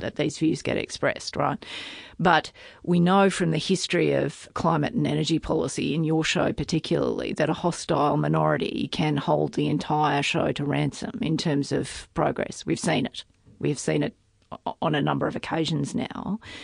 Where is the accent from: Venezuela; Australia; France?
Australia; Tamworth, New South Wales; moved away; I grew up in Tamworth, but I'm a long way from that now